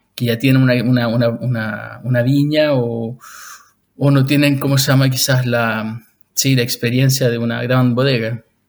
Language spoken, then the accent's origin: Spanish; Chile; moved away as an adult; also born or lived in Switzerland; now in Lausanne, Switzerland; yo soy chileno de origen, ahora vivo en Suiza